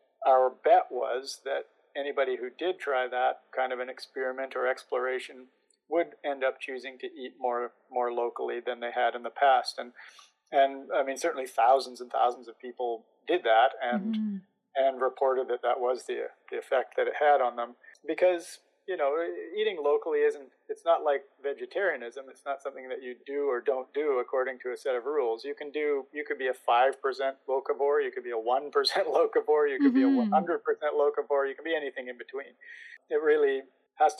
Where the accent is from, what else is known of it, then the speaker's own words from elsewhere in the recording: interior of British Columbia, Canada; I was back to my hometown, where I grew up in the interior of British Columbia, in the dry interior